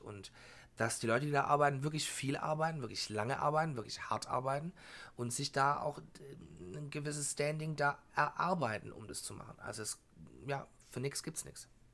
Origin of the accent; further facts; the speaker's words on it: Germany; bei uns in Deutschland